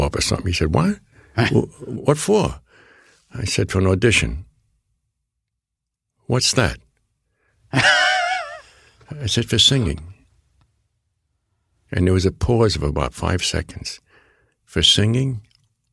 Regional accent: New York City, New York, United States; first language Neapolitan; I'm born here in the Bronx

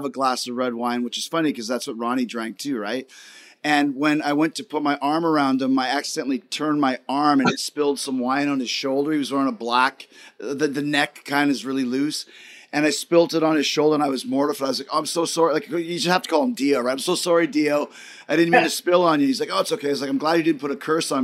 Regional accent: Winnipeg, Manitoba, Canada; I grew up in Winnipeg, Canada

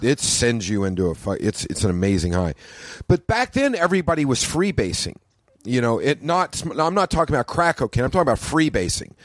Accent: Oklahoma, United States; I grew up in Oklahoma

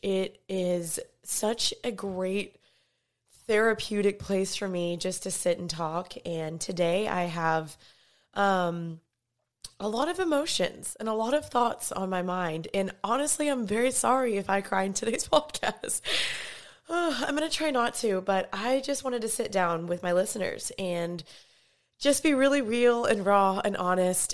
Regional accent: Dallas, Texas, United States; moved away as an adult; also born or lived in California; I'm from Dallas.

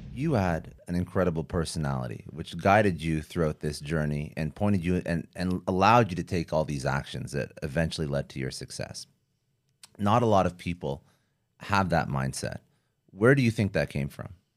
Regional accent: Canada; I'm Canadian

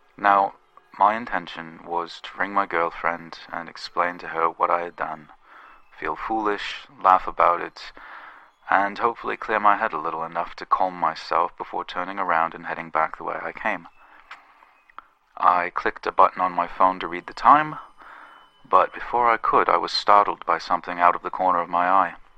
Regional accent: England, United Kingdom; I'm from England

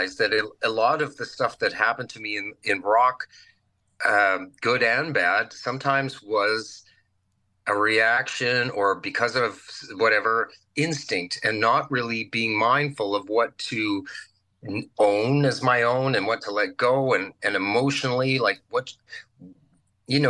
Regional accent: Virden, Manitoba, Canada; moved away as an adult; also born or lived in Brandon, Manitoba; I moved back home to my hometown of Verdon, Manitoba

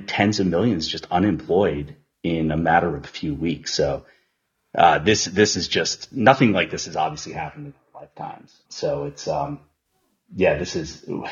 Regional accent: Long Island, New York, United States; moved away as an adult; also born or lived in Boston / Notre Dame, Indiana; now in San Francisco, United States; I was born and raised on Long Island. I spent 11 years in Boston before moving to the West Coast

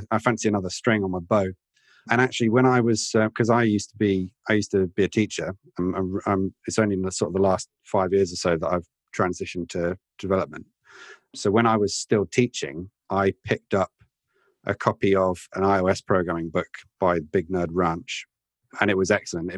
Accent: Oxford, South East England, United Kingdom; moved away; Uri mentioned Oxford earlier on. That's my hometown

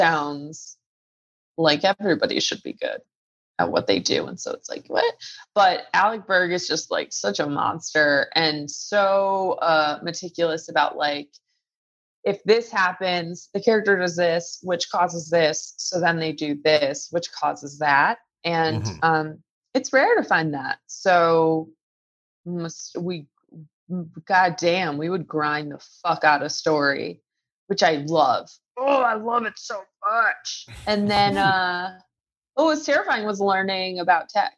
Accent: Connecticut, United States; I am from Connecticut

